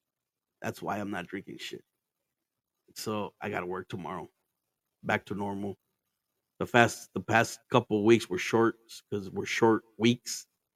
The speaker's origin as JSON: {"language": "English", "region": "Arizona", "country": "United States", "tie": "born or raised there", "also_born_or_lived": "Mexico", "said": "I'm in fucking Arizona, man. I was basically born here, but I wasn't. I was born in Mexico, but I was raised here."}